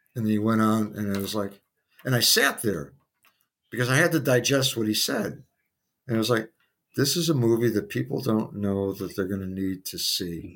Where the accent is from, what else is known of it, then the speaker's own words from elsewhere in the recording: Midwest, United States; moved away as an adult; also born or lived in New York City; as a Midwesterner